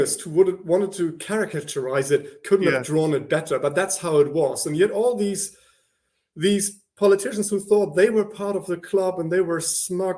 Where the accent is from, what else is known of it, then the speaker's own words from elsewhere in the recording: northern rural Germany, Northern Germany, Germany; my hometown, or the town next to my hometown in northern rural Germany